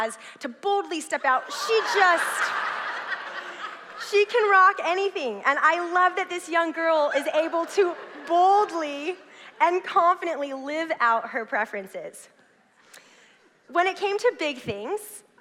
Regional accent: Southern California, United States; now in Clackamas, United States; I grew up in Southern California

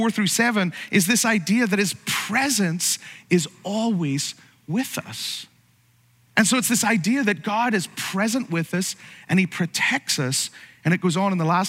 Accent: Ireland; now in United States; you're from another country like me, from Ireland

